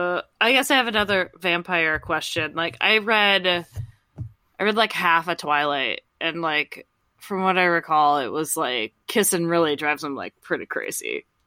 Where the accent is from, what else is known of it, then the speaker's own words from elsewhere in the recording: Midwest / Minnesota, United States; as a Midwesterner